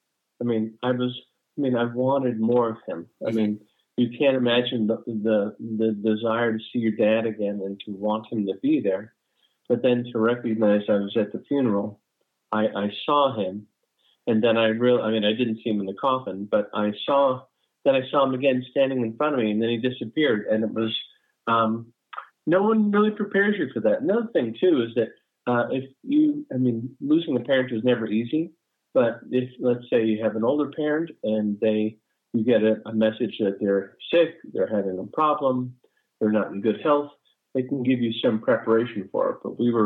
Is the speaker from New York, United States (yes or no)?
yes; Brooklyn, New York, United States; born there; also born or lived in New Jersey / Los Angeles / North Carolina; I was born in Brooklyn, New York, lived in New Jersey. Then my stepdad moved us to La La Land. So we lived in LA for a while, and now I currently reside in North Carolina.